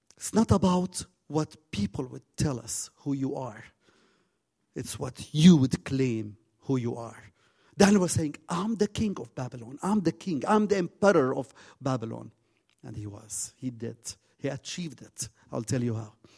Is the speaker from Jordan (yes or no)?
yes; Jordan; also born or lived in Zarqa